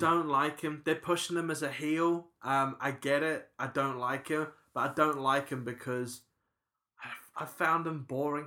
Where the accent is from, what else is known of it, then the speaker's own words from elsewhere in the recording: New Zealand; I'm a New Zealander